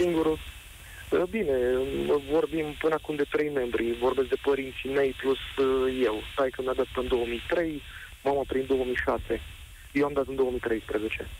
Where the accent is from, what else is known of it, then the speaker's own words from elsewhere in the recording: Galați, Galați County, Romania; în Galați, de acolo de unde sunt eu